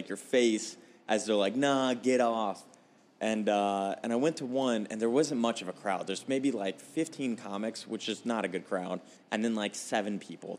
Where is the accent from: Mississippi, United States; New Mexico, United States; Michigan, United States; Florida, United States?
Florida, United States; Homestead; moved away as an adult; now in Phoenix, United States; I grew up in a Homestead, which is the place that was destroyed by Hurricane